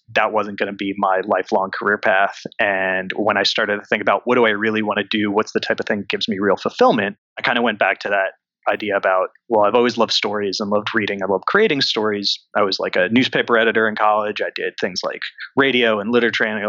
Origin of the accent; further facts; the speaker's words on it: Connecticut, United States; moved away as an adult; now in New York City, United States; I grew up near New York in Connecticut